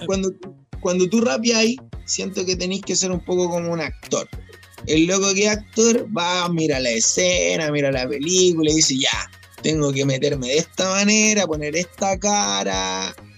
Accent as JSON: {"language": "Spanish", "country": "Chile", "tie": "born or raised there", "said": "oriundo, nacido y criado en Zambeca"}